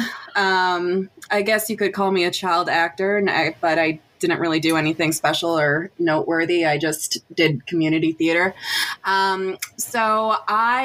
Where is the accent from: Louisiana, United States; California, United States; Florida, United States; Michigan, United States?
Michigan, United States; we're from Michigan